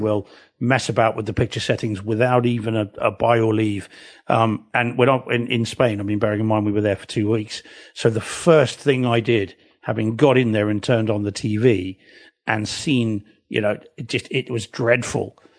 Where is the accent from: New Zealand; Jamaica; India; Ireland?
New Zealand; now in England; I am a New Zealander